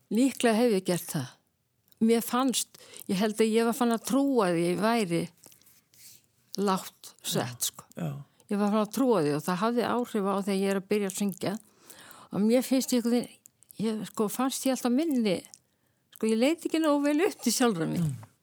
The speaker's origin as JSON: {"language": "Icelandic", "town": "Reykjavík", "region": "Capital Region", "country": "Iceland", "tie": "born or raised there", "lives_now": "Kópavogur, Iceland", "said": "uppalinn í Reykjavík og er þó ég búi í Kópaví í dag þá finnst mér í alltaf að vera reykvíkingur"}